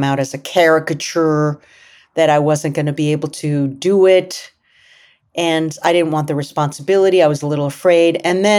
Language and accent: English; United States; I'm an actress, I'm an American, I'm a human being that happens to be Latina.